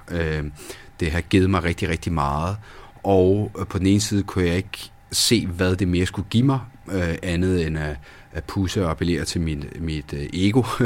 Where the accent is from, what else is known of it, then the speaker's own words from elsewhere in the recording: Denmark; also born or lived in Roccalumera, Sicily, Italy; kom til Danmark i en alder 8 i 1990